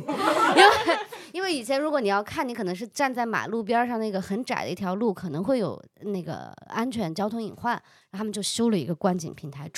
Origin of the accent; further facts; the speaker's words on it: Yongchuan, Chongqing, China; 你们一定要来永川，我老家重庆市永川区吃兔兔